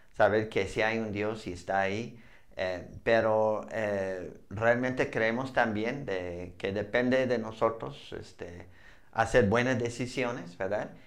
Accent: Montana, United States; Spanish is a second language; moved away as an adult; also born or lived in Arizona; now in Mexico; a Montana, mi tierra

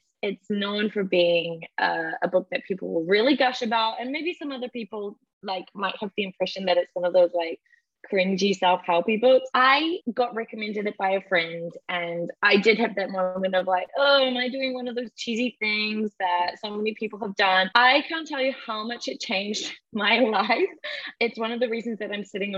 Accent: New Zealand; moved away as an adult; now in United Kingdom; Growing up in New Zealand, this beautiful paradise surrounded by nature

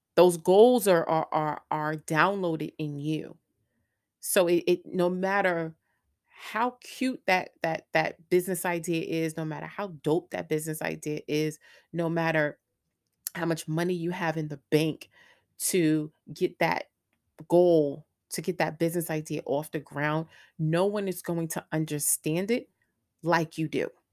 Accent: New York, United States; moved away as an adult; also born or lived in Greensboro, North Carolina; I'm originally from New York.

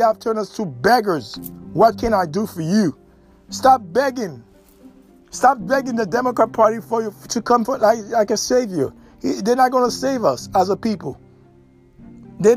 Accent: United States; We, as so-called black, aborigines, copper-colored American

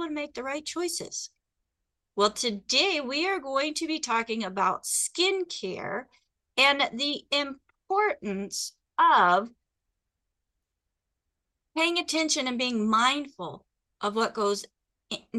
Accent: Phoenix, Arizona, United States; moved away; also born or lived in Pacific Northwest; I'm actually from Phoenix.

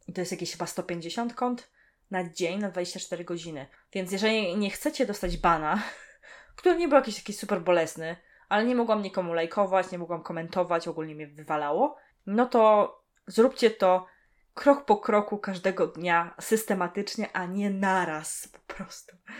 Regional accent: Poland; pochodzę z gór, Mieszkam w dość sporej górce i tam nie było możliwości telefonów stacjonarnych

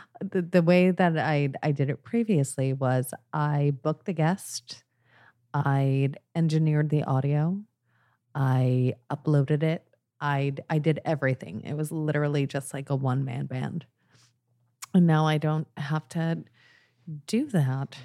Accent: Long Island, New York, United States; I grew up out in the fucking shit sticks of Long Island

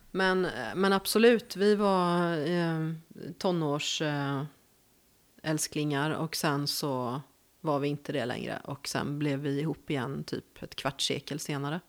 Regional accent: Gothenburg, Västra Götaland, Sweden; accent: west coast; moved away as an adult; now in Värmland, Sweden; jag är född i Göteborg

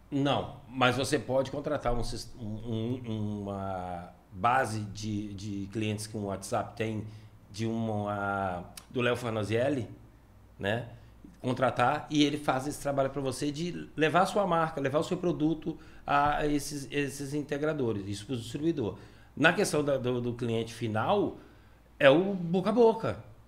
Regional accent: Brazil; I'm from Brazil

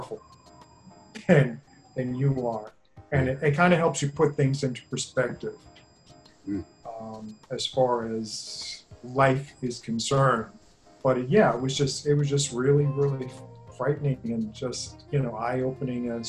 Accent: New York City, New York, United States; moved away as an adult; also born or lived in Los Angeles, California; I grew up in the Bronx, and I left New York, actually. I moved to Los Angeles when I was in my early 20s

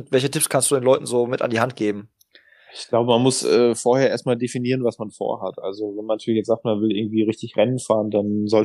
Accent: Kassel, Hesse, Germany; born there; also born or lived in Portugal / Switzerland; now in Bensheim, Germany; Nee, gebürtig bin ich eigentlich aus Kassel.

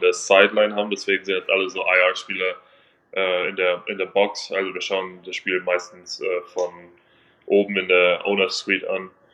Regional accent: 15 minutes from the Munich Cowboys, Bavaria, Germany; moved away; ein Team 15 Minuten entfernt von, äh, wo ich aufgewachsen bin

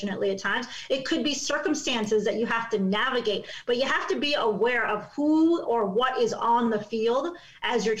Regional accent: Chicago, Illinois, United States; I grew up in Chicago, in the city.

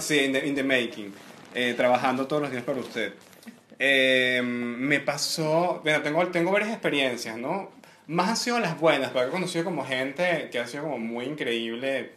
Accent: Venezuela; moved away as an adult; now in Santiago, Chile; soy venezolano

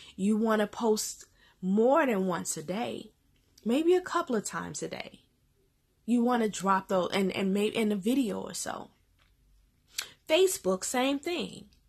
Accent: Chicago, Illinois, United States; I'm, I'm Inglewood, born and raised, born and raised in Inglewood

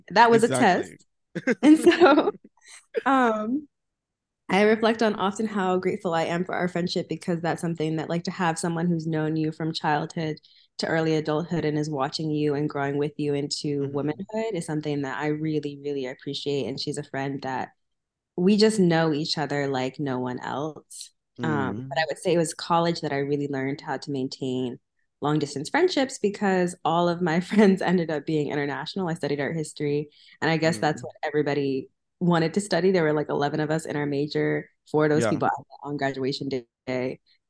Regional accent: Monterey, California, United States; born there; So I was born in Monterey, California, but I grew up moving around a ton.

